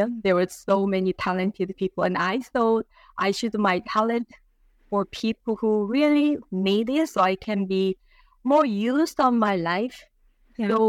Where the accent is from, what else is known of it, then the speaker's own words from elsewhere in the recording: Seoul, South Korea; moved away as an adult; also born or lived in Toronto, Canada; now in Victoria, Canada; I am from Seoul, Korea. As you could look, I look very Korean.